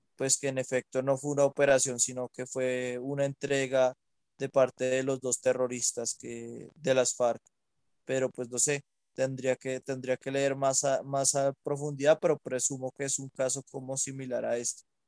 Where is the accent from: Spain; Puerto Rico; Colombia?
Colombia; Huila; yo porque soy del Huila siempre comemos tamal